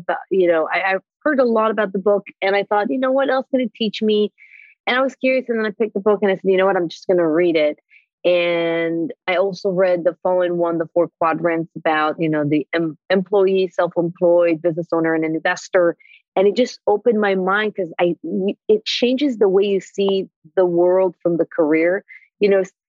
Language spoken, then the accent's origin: English; Israel; moved away as an adult; now in United States; I was born in Israel